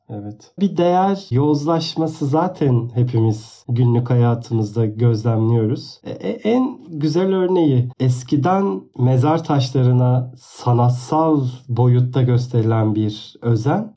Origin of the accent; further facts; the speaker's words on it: Aydın, Turkey; moved away; canım memleketim Aydın'a